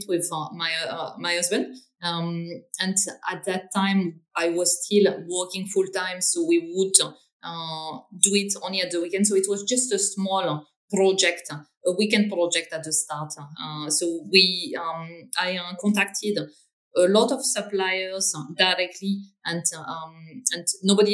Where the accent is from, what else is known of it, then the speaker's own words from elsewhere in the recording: north of France, France; English is a second language; moved away as an adult; now in London, United Kingdom; I'm originally from France. I grew up in the north of France, so kind of very, very much up north, next to the Belgian border